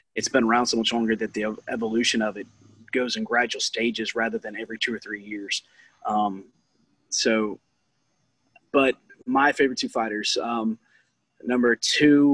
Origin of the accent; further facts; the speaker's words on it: Louisiana, United States; I'm from Louisiana